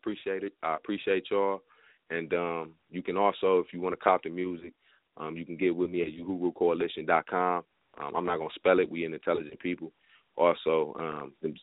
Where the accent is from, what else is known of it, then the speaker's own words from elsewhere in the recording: Toledo, Ohio, United States; I'm actually from Toledo, which is about 50 minutes south. It's in Ohio.